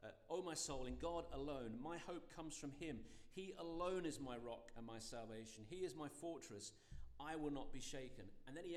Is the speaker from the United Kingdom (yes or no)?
yes; United Kingdom; I'm British